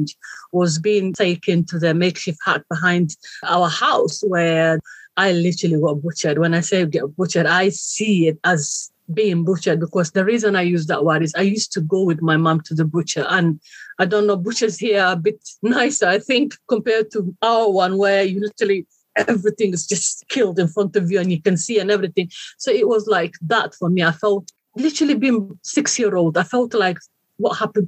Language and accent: English; Somalia; moved away; I come from Somalia, east of Africa. It's called the Horn of Africa. Very beautiful country, very hot country. I was born and raised there